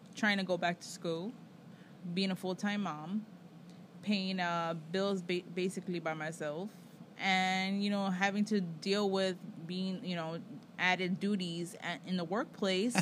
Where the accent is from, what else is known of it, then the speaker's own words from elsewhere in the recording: United States; I'm American.